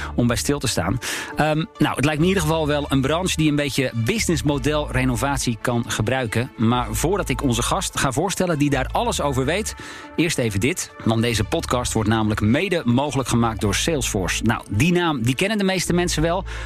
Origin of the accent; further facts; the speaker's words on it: Alkmaar, North Holland, Netherlands; ik kom zelf uit Alkmaar, althans uit de regio Alkmaar